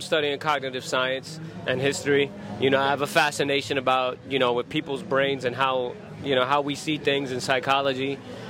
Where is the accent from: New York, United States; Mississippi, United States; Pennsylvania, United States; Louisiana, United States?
New York, United States; New York City; I grew up in the Bronx.